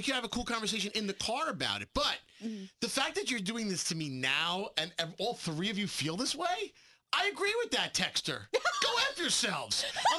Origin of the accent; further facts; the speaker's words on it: New York City, New York, United States; I was born in Brooklyn. I'm a New York-style driver.